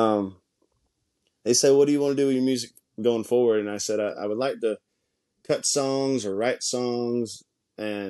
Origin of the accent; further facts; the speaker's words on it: High Springs, Florida, United States; I'm from a little town of High Springs, which is a railroad town